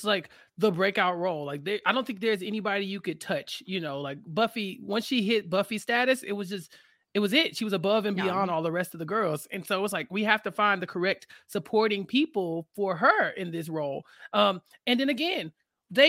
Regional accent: Texas, United States; But for me as a Texan

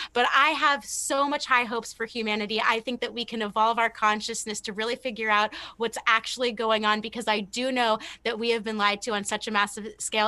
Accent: California, United States; now in Louisiana, United States; being in Louisiana and growing up in California

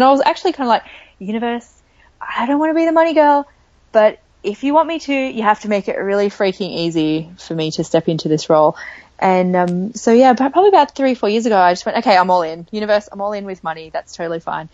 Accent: Australia; accent: Australian; I am Australian, for those of you who can probably hear that from my accent. And I grew up in a small beach town

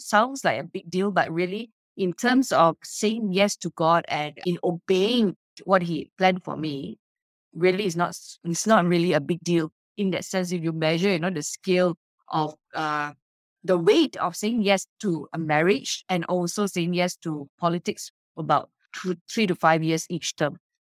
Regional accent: Subang Jaya, Selangor, Malaysia; my hometown, Subang Jaya

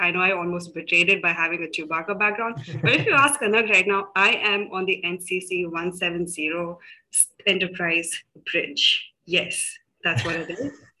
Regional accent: South India, India; also born or lived in Delhi; I am from India. Now, I was born in Delhi, but then I've grown up in various cities along the south.

